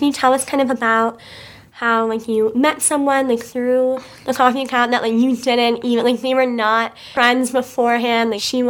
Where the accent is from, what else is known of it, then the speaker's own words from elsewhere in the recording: Glenview, Illinois, United States; I'm from Chicago, but I'm right outside Chicago in Glenview.